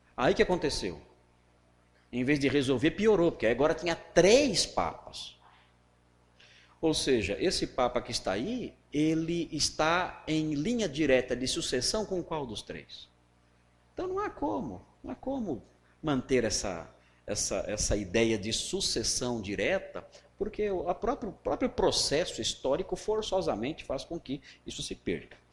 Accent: Cearense, Ceará, Brazil; Nós somos cearenses

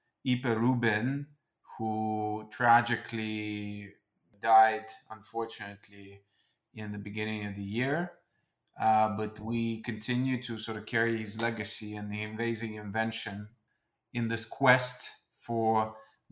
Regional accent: Moscow, Russia; also born or lived in London / New York; I am Russian, born and raised in Moscow

